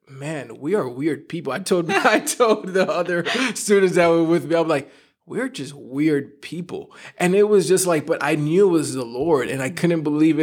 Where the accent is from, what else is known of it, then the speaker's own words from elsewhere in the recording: New York, United States; I'm from New York